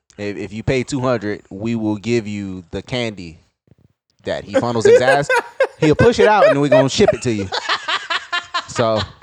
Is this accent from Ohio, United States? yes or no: yes; Toledo, Ohio, United States; I was born in Toledo, Ohio, nigga. That's where I'm from.